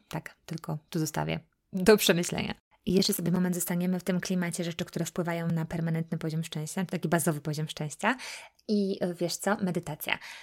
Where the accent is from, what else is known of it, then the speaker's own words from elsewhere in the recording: Poland; now in United States; jesteśmy Polakami, że jesteśmy z Europy